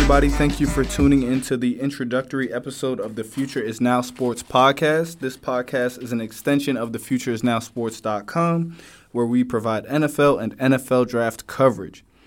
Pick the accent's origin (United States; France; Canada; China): United States; New Jersey; now in Virginia, United States; I'm originally from New Jersey. Um, I went to high school in and college in uh, Virginia